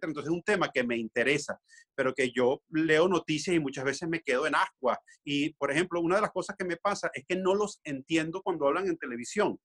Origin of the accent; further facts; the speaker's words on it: Venezuela; moved away as an adult; now in Tenerife, Spain; mi patria es Venezuela